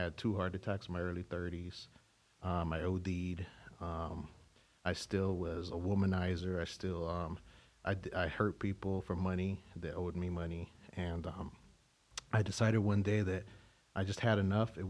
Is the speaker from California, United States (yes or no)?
yes; California, United States; also born or lived in Tucson, Arizona; I was born in Tucson, Arizona, raised in California